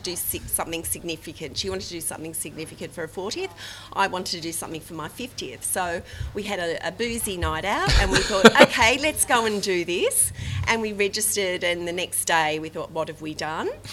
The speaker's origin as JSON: {"language": "English", "town": "Sydney", "region": "New South Wales", "country": "Australia", "said": "I'm from Bondi, Sydney, Australia."}